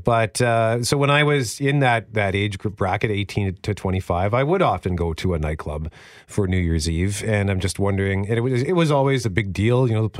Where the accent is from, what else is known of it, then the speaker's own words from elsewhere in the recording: Winnipeg, Manitoba, Canada; I grew up in Transcona